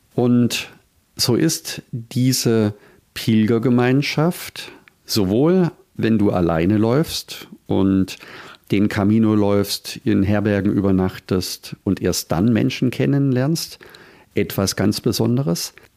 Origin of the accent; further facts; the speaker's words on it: Germany; bei uns in Deutschland